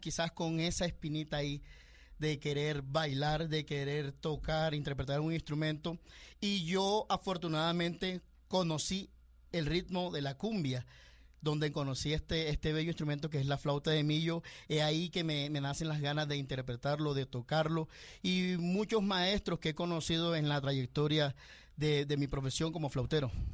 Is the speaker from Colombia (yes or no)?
yes; Caribbean coast, Colombia; mi tierra, en la, costa